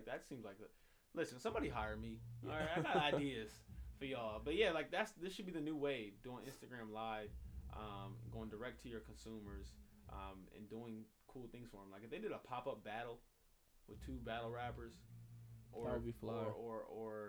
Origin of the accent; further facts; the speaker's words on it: Inglewood, California, United States; Inglewood, my hometown